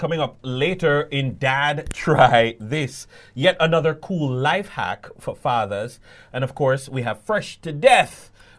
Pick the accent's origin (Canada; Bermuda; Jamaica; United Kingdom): Jamaica